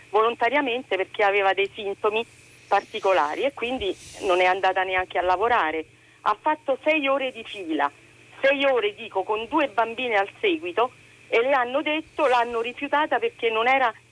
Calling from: Rome, Lazio, Italy; siamo da Roma.

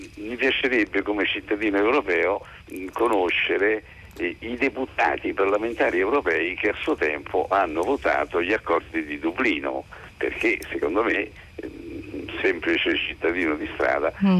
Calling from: Rome, Lazio, Italy; chiamo da Roma

